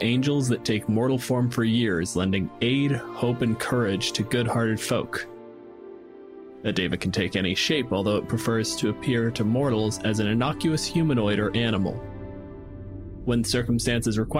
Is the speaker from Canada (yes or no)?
yes; Canada; I'm a physicist from Canada